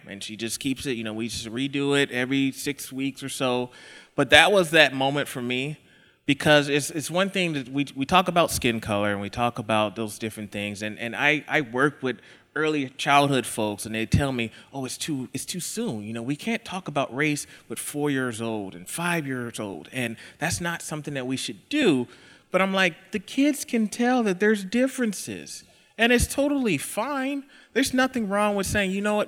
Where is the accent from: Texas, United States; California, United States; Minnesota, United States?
Texas, United States; now in Idaho, United States; I live in Idaho, uh, but I'm not from, I'm from Texas